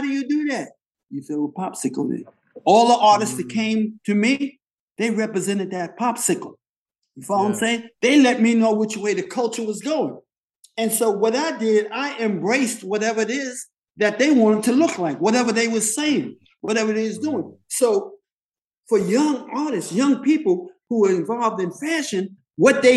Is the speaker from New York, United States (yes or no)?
yes; New York City, New York, United States; I come from East Harlem. The buildings that I grew up in were so dilapidated